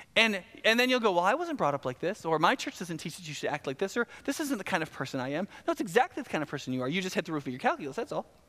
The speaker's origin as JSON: {"language": "English", "region": "the South", "country": "United States", "said": "I'm from the South, we talk fast"}